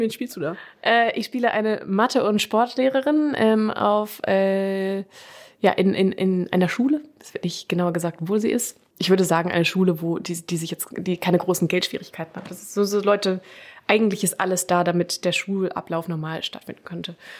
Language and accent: German; Germany; also born or lived in London; dass ich deutsch bin